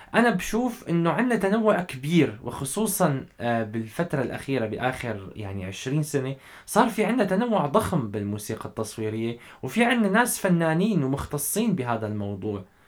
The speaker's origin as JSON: {"language": "Arabic", "country": "Syria", "said": "نحن كلياتنا سوريين"}